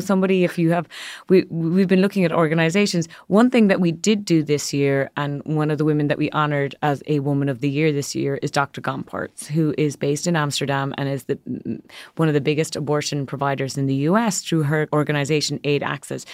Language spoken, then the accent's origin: English; Ireland; moved away as an adult; now in New York, United States; growing up in a country, I'm from Ireland, where for decades and generations, women had no access to reproductive rights